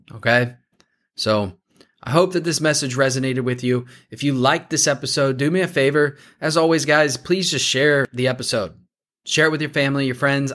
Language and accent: English; Warsaw, Indiana, United States; I grew up just outside of Warsaw.